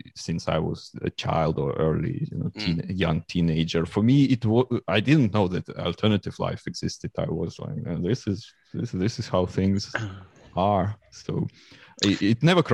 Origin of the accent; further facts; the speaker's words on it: Moscow Oblast, Russia; English is a second language; now in London, United Kingdom; I was born in Moscow and I spent all my youth like near Moscow. It was a small town, 50 kilometers from Moscow